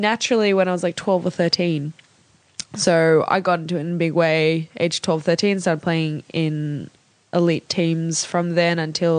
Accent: Sydney, New South Wales, Australia; also born or lived in Canberra / Malaysia; I grew up in Sydney since I was 6 or 5 years old

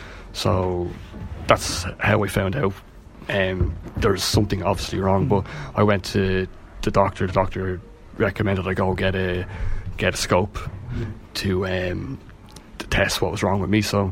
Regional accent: Leixlip, Leinster, Ireland; moved away as an adult; now in Bettystown, Ireland; I suppose I'm originally from Leixlip, but we moved out here because of the office I work in is in Balbriggan, so we moved out to Bettystown.

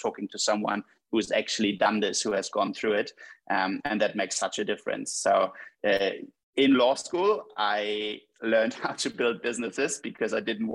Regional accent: Hamburg, Germany; I was born and raised in Hamburg

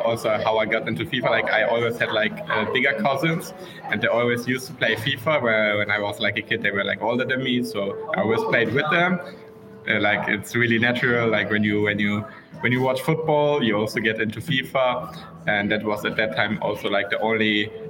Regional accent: in the west near Dortmund, North Rhine-Westphalia, Germany; grew up in Germany in the west near Dortmund

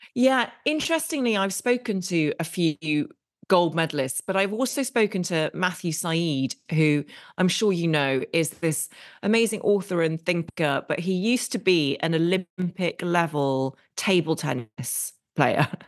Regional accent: England, United Kingdom; we're very English in many ways

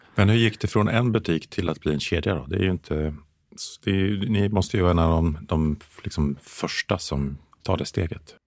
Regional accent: Mjölby, Östergötland, Sweden; i Mjölby där jag växte upp

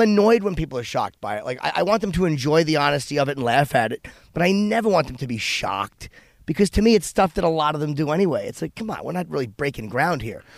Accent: East Coast, United States; I'm a comedian from the East Coast

